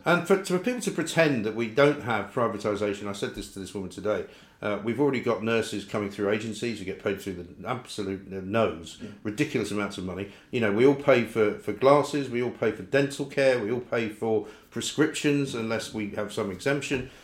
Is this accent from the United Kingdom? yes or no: yes; London, United Kingdom; I grew up in North London, right? From Scottish parents.